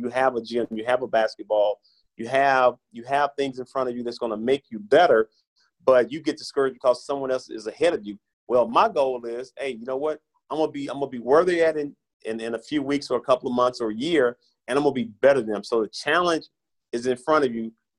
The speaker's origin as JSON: {"language": "English", "region": "Tennessee", "country": "United States", "said": "My home state. I had to represent my home state, man."}